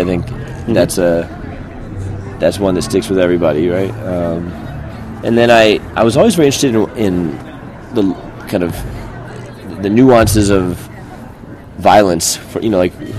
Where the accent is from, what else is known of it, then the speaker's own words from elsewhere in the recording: Denver, Colorado, United States; also born or lived in Texas; My parents were not. I was not born in Denver. I was born in Texas and moved when I was 4.